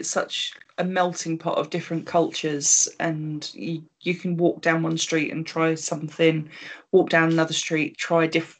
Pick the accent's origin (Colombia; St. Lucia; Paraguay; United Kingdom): United Kingdom; And we're British